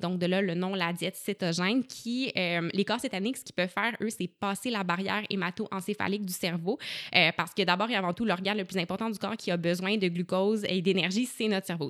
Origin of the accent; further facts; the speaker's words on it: Gatineau, Quebec, Canada; je suis originaire euh, de Gatineau, puis j'ai un parcours scolaire un peu atypique, donc j'ai fait mon secondaire en Outaouais